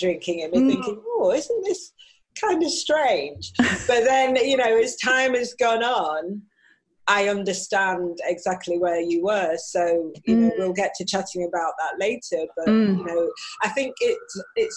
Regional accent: Manchester, North West England, United Kingdom; accent: Manchester; I was born in North Manchester General Hospital, which is Crumpsall Hospital

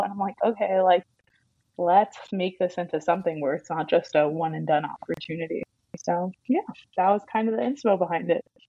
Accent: New York City, New York, United States; now in Atlanta, United States; I'm from New York, like Barstow's Queens.

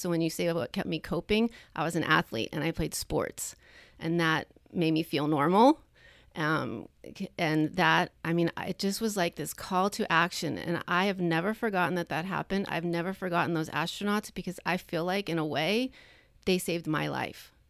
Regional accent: Long Island, New York, United States; now in California, United States; growing up where I grew up on Long Island

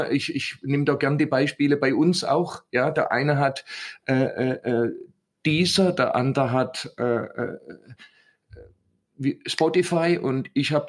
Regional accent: Southern Germany, Germany; accent: Swabian; ich bin ja aus dem Süden

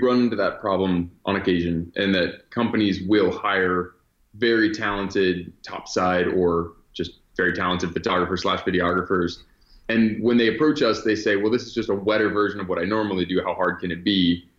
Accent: Virginia, United States; born there; So, I was born in Virginia and my family moved around a bit. We traveled quite a bit growing up.

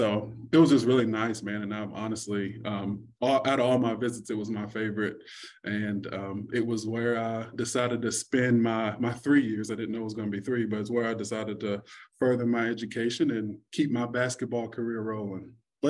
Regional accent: Georgetown, Kentucky, United States; also born or lived in West Virginia; I am born and raised in Georgetown, Kentucky. Went to Scott County High School, did my 4 years there. And then I was off to moved to West Virginia, which is like a complete different place than Kentucky

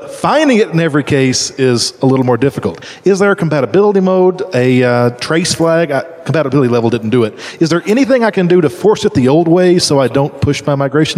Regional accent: Louisville, Kentucky, United States; from Louisville, Kentucky.

